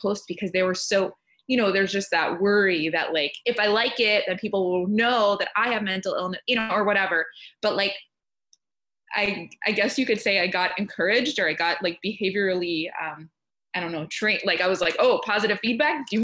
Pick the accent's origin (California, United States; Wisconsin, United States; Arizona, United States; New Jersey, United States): New Jersey, United States; moved away as an adult; also born or lived in Texas; I moved from Texas back to my hometown in New Jersey